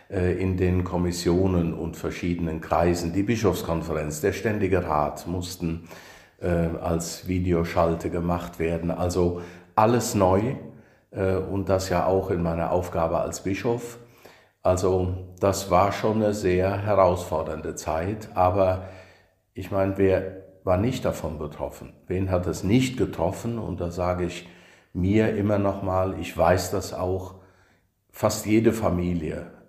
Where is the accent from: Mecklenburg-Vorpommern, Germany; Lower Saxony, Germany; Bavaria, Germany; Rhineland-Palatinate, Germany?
Rhineland-Palatinate, Germany; Niederfischbach; also born or lived in Kirchen; Also ähm, in Kirchen bin ich geboren, weil {S0} mhm. dort das {S1} Krankenhaus war, aufgewachsen in Niederfischbach.